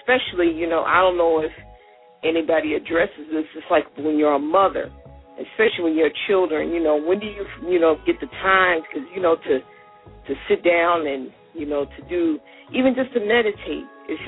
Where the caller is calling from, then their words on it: U.S. Virgin Islands; I'm calling from St. Thomas.